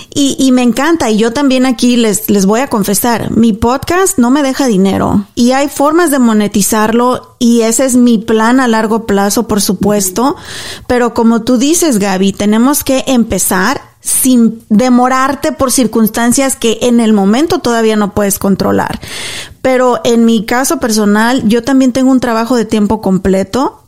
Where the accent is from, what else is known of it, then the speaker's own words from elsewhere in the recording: Mexico; now in United States; yo soy mexicana.